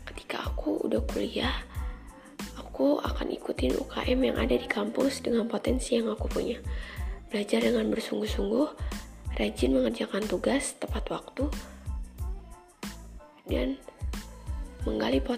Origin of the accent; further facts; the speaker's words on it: Lampung, Indonesia; Oh iya, asal aku dari Lampung Selatan, guys.